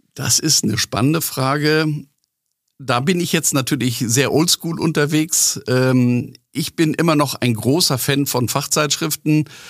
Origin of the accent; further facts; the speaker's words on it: Northern Germany, Germany; Als Norddeutscher